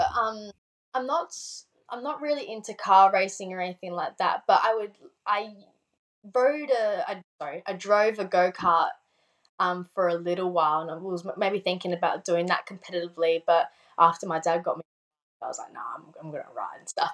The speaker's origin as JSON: {"language": "English", "region": "South Australia", "country": "Australia", "said": "I'm from Australia"}